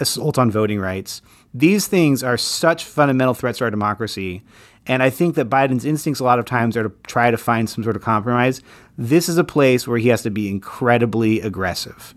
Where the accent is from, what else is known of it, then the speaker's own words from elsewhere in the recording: Utah, United States; moved away; I grew up in Utah, and I miss the Southwest every day still